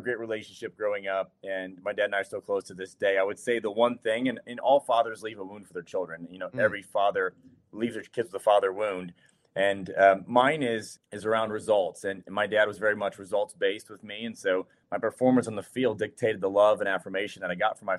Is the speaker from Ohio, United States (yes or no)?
yes; Ohio, United States; moved away; also born or lived in Charleston; I'm from Ohio, born and raised. I grew up a Buckeye